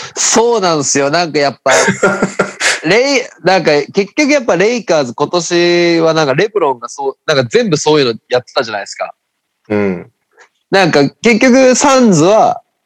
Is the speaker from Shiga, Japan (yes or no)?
no; Fukuoka, Japan; accent: Hakata dialect; めちゃくちゃ博多弁出てしまった